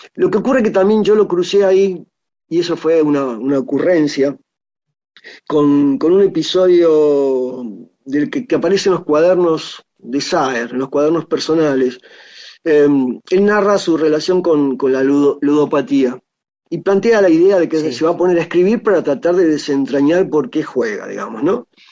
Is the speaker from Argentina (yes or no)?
yes; Argentina; como ciudadano argentino